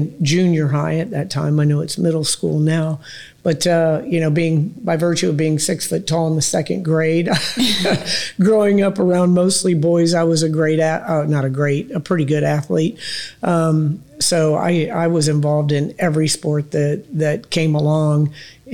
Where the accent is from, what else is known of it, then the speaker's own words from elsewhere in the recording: Tampa, Florida, United States; I grew up out in North Tampa